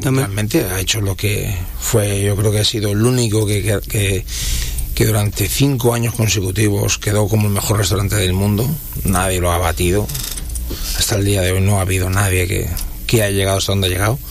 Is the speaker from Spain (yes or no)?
yes; Catalonia, Spain; now in Dominican Republic; donde yo soy, el de Cataluña